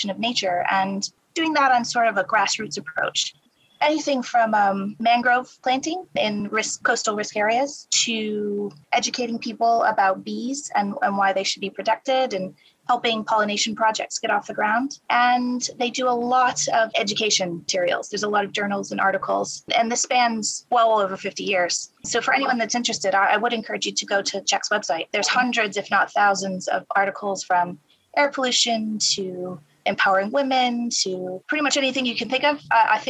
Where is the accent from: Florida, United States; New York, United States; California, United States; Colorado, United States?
New York, United States; Buffalo; moved away as an adult; now in London, United Kingdom; I actually started at a nonprofit in my hometown of Buffalo